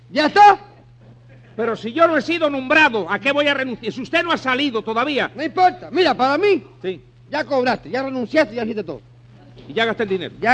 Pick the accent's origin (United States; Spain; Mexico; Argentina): Spain; Mm, bueno, no, yo soy español, yo no, yo no me meto